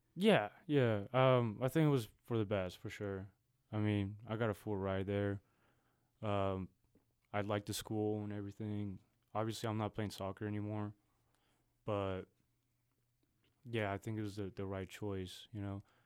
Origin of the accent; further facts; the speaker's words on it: Guadalajara, Jalisco, Mexico; now in Austin, United States; I'm originally from Guadalajara, Mexico